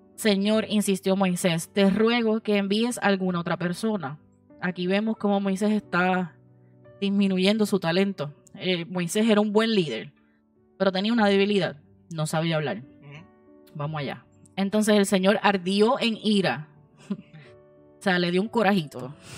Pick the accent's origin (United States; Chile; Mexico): United States; moved away; yo me crié en Estados Unidos